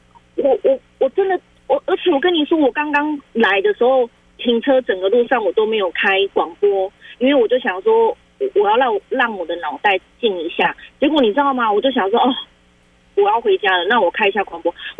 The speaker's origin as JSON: {"language": "Chinese", "country": "Taiwan", "said": "台湾的，我们台湾人做的。"}